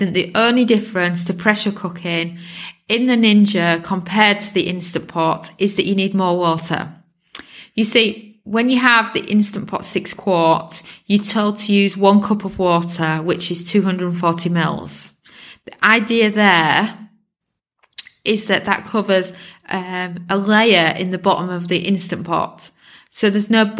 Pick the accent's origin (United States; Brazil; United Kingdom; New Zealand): United Kingdom; England; I'm British born, so I've been brought up on the beautiful English cheeses